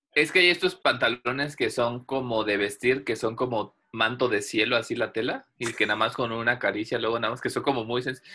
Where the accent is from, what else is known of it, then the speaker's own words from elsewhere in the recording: Veracruz, Mexico; yo soy de Veracruz